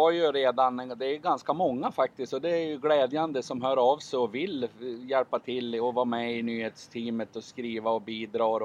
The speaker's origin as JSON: {"language": "Swedish", "town": "Sundsvall", "region": "Västernorrland County", "country": "Sweden", "said": "i Sundsvall där jag är ifrån."}